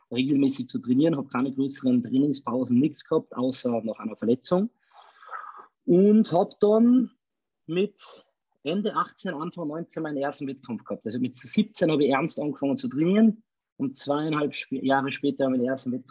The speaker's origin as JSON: {"language": "German", "region": "Salzburg", "country": "Austria", "said": "Ich bin ein Salzburger, also aus dem schönen Österreich."}